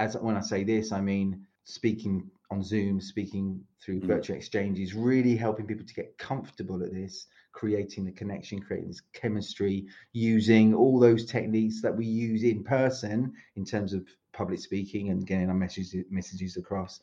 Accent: London, United Kingdom; moved away as an adult; also born or lived in Paris, France / south of France / Mallorca / Madeira; now in Split, Croatia; You hear my accent. It's not Croatian. I am British. I'm from London, but lived in Croatia for about 20, just over 20 years now.

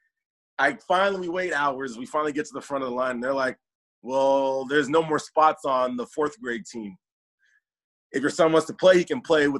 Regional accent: Chino, California, United States; Grew up in Chino, California

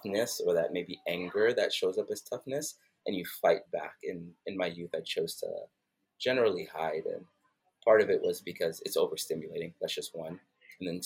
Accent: New York City, New York, United States; now in Atlanta, United States; growing up in Brooklyn, New York

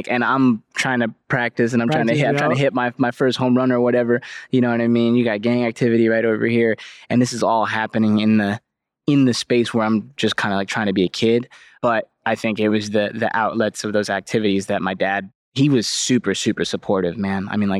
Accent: California, United States; So growing up in the East Bay, no matter you want to go to the streets or you don't, you're in the streets. That's where you live. That's where you're from.

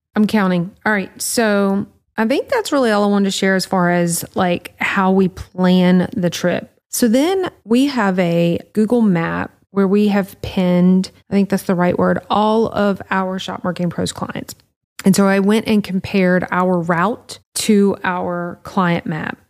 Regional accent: Louisiana, United States; we're from Louisiana

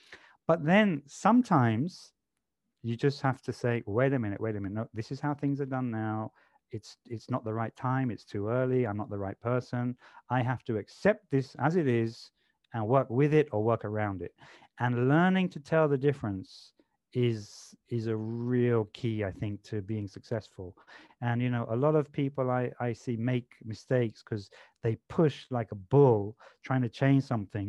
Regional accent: London, United Kingdom; You know, I grew up in London. So you meet someone new in London for the first time.

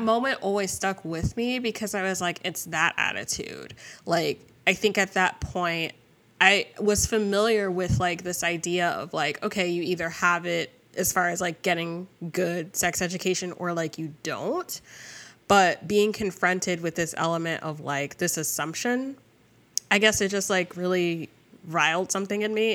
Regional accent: New Jersey, United States; I grew up in Jersey

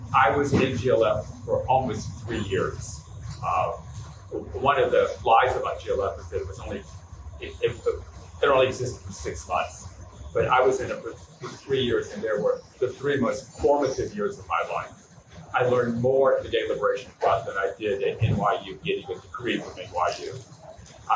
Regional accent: the South, United States; I grew up in the South in the 50s and 60s

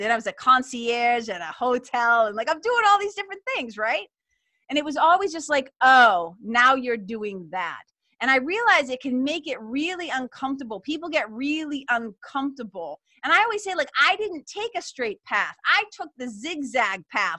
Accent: Lawrence, Massachusetts, United States; it's got me feeling it's got me feeling nostalgic for my hometown

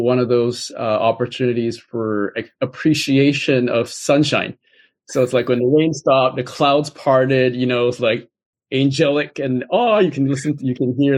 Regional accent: Vancouver, British Columbia, Canada; I grew up in Vancouver, BC, Canada

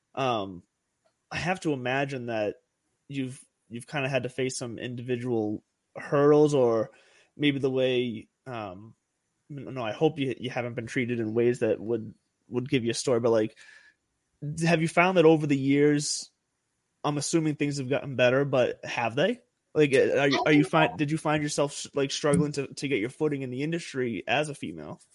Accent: Lowell, Massachusetts, United States; Those are my home my hometown boys right there.

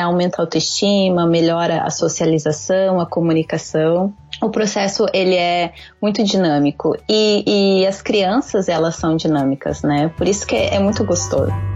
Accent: Porto Alegre, Rio Grande do Sul, Brazil; moved away as an adult; now in Japan; eu sou gaúcha de Porto Alegre

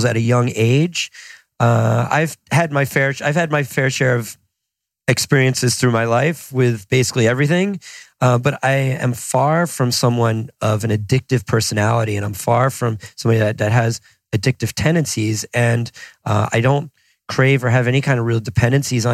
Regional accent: New Jersey, United States; also born or lived in Boston

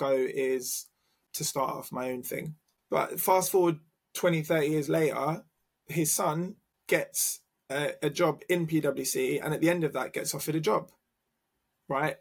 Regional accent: London, United Kingdom; Oh, London

